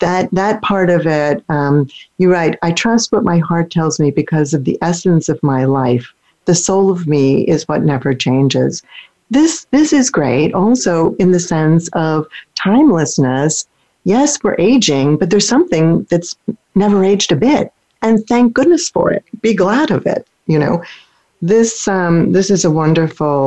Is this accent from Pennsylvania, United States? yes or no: yes; near Philadelphia, Pennsylvania, United States; now in St. Petersburg, United States; where I grew up near Philadelphia